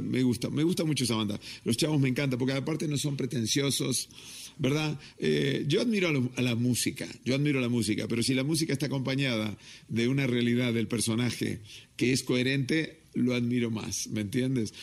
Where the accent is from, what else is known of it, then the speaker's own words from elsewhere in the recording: Mexico; soy mexicano hasta las pampas